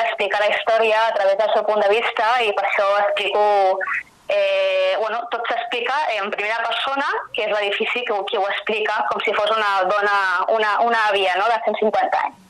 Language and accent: Catalan; Sabadell, Catalonia, Spain; jo vaig néixer allà i tota la meva família és allà